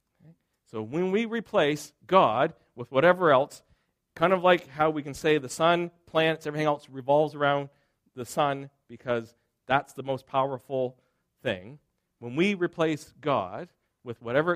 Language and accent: English; Springhill, Nova Scotia, Canada; I grew up in Nova Scotia, and I was born in Spring Hill, Nova Scotia